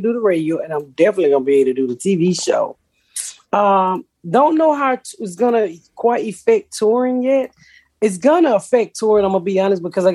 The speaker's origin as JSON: {"language": "English", "town": "Atlanta", "region": "Georgia", "country": "United States", "said": "I'm from Atlanta"}